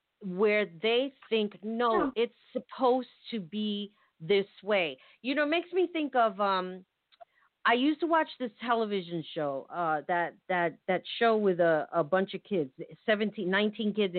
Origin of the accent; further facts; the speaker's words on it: United States; I'm American. I was born here